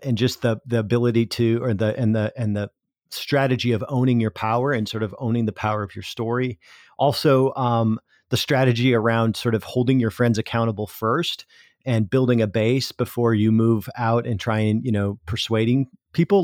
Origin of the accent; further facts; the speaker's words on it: South Dakota, United States; moved away as an adult; also born or lived in Minnesota; I grew up on the South Dakota side of that, but my family was all from the Iowa side